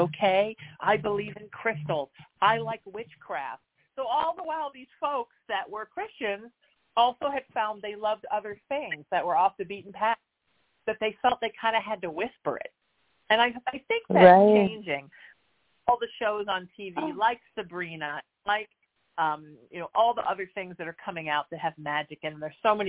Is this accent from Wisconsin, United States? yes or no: no; Orange County, California, United States; growing up in Orange County in the 80s, which was extremely conservative